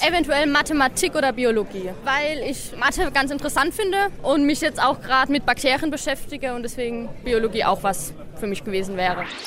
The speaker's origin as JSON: {"language": "German", "town": "Karlsruhe", "region": "Baden-Württemberg", "country": "Germany", "said": "Ich komme aus Karlsruhe"}